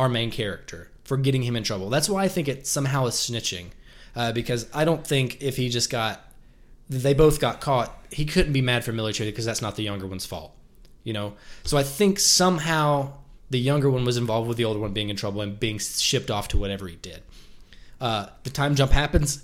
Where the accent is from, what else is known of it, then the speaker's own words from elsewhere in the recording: the South, United States; we're from the South